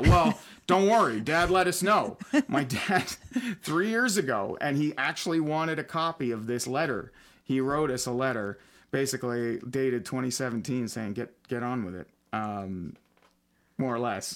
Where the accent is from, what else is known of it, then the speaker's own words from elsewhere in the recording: Almont, Michigan, United States; we ended up in my hometown of Almont